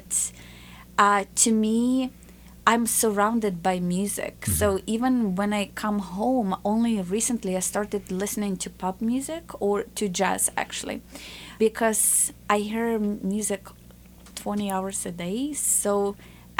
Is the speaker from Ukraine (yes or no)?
yes; Ukraine; now in United States; I grew up in a communist Ukraine, and the borders were closed